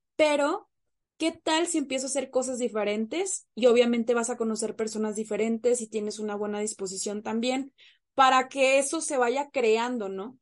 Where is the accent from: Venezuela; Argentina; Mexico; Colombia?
Mexico; Monterrey, Nuevo León; moved away as an adult; now in Mexico City, Mexico; yo soy regiomontana, de nuestra sultana del norte, pero en este momento yo me encuentro como foránea este, en la Ciudad de México